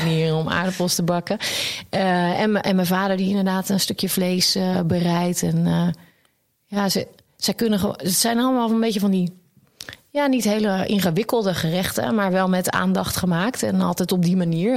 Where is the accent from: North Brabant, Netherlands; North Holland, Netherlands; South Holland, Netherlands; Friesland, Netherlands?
South Holland, Netherlands; Wassenaar; also born or lived in The Hague; daar ben ik naar de eh, Wassenaar verhuisd met hun. En eh, nog daar gewoond en ook op school gezeten